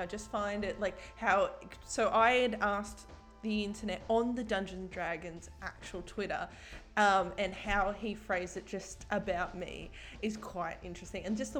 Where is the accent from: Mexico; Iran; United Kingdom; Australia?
Australia; Tasmania; moved away; I'm from Tasmania. You should know I'm from Tasmania.